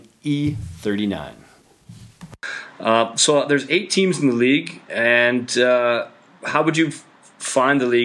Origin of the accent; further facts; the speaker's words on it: Canada; moved away as an adult; now in Austria; as a Canadian